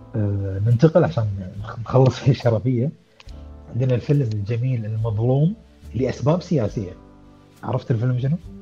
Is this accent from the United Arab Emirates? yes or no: no; Kuwait; عندنا بالكويت